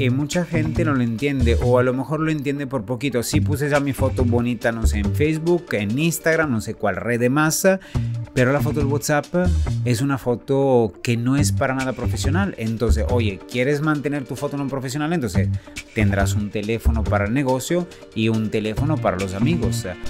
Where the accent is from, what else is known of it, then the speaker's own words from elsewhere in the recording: Italy; moved away as an adult; also born or lived in Cannes, France; now in Mexico; salí de Italia